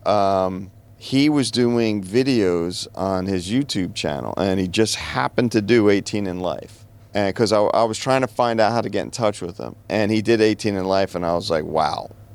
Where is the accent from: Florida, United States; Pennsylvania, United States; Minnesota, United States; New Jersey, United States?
New Jersey, United States; growing up in New Jersey